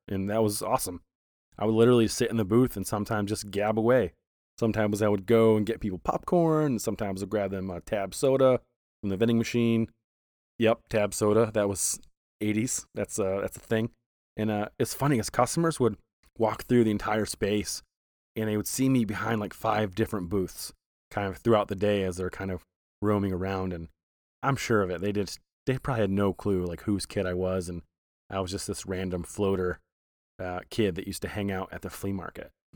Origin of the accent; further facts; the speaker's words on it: Flint, Michigan, United States; moved away; I was born in Flint